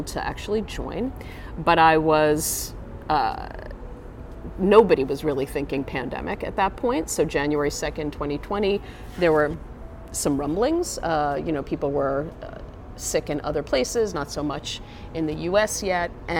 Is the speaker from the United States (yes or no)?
yes; New York City, New York, United States; I am a New Yorker. I grew up in Brooklyn.